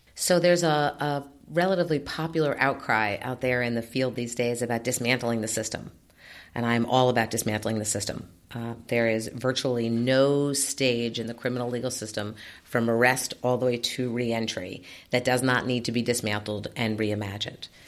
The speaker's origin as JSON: {"language": "English", "town": "New York City", "region": "New York", "country": "United States", "tie": "born or raised there", "said": "When I was growing up in New York City"}